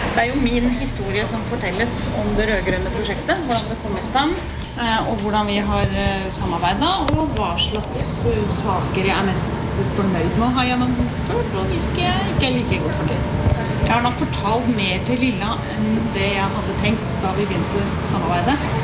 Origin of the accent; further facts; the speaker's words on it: Porsgrunn, Telemark, Norway; moved away as an adult; also born or lived in Oslo; Jeg er fra Porsgrunn, så jeg flytta til Oslo i 1980